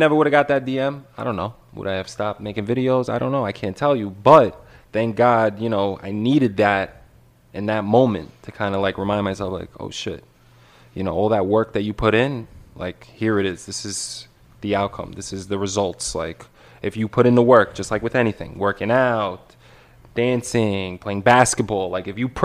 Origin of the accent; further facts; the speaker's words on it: New York City, New York, United States; I'm from Brooklyn.